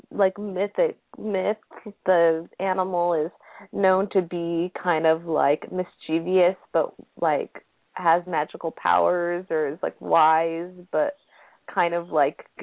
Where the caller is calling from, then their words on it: Japan; Yeah, I'm calling from Japan, so I don't know if that has any effect since we're on the internet.